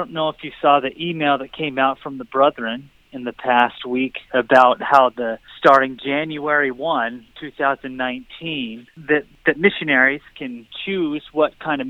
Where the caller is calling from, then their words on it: Saratoga Springs, Utah, United States; I'm calling from Saratoga Springs.